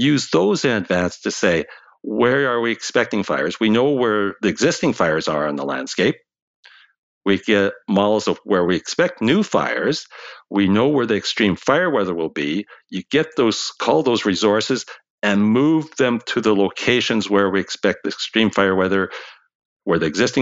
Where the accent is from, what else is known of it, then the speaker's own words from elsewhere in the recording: Canada; for us in Canada